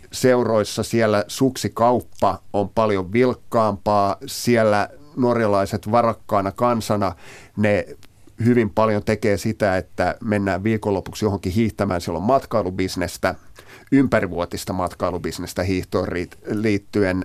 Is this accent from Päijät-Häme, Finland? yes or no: no; Uusimaa, Finland; mä oon tältä seudulta kotoisin